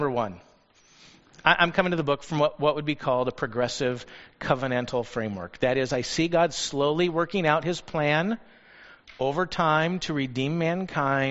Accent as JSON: {"language": "English", "country": "United States", "said": "us as American Christians"}